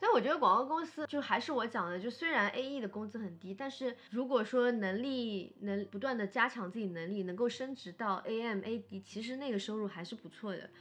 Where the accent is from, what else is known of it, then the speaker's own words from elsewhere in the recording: Shanghai, China; 我是上海人